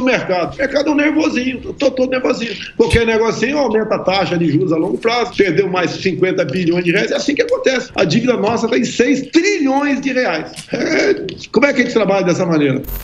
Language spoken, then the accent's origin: Portuguese; Rio de Janeiro, Brazil; no meu Rio de Janeiro, onde eu nasci